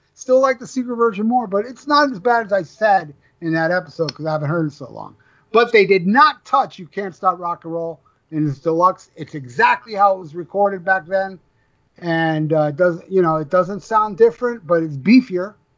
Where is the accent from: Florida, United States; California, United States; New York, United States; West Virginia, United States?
Florida, United States; I'm from Florida